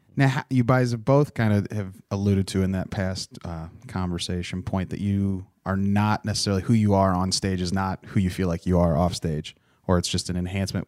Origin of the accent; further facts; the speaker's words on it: Ohio, United States; I grew up in Ohio, but I wasn't originally from there.